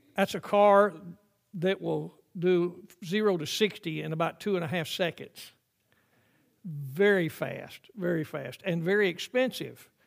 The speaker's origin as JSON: {"language": "English", "region": "the South", "country": "United States", "tie": "born or raised there", "said": "I grew up in the South when there were uh, white only uh, water fountains and colored only water fountains"}